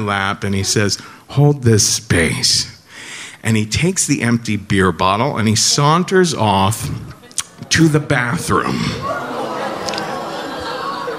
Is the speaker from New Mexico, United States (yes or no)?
no; Cincinnati, Ohio, United States; I'm from Cincinnati